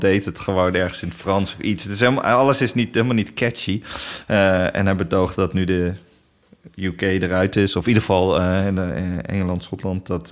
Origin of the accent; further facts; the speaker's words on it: Netherlands; Wij ook als Nederlanders